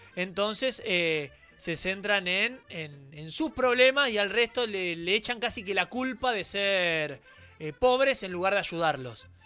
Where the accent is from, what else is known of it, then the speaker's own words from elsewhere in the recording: Argentina; now in Merlo, Argentina; lo que somos los argentinos